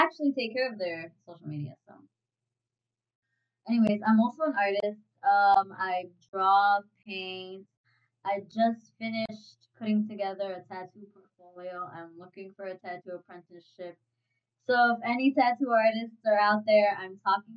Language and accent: English; New York City, New York, United States; born and raised in New York City, more specifically the Bronx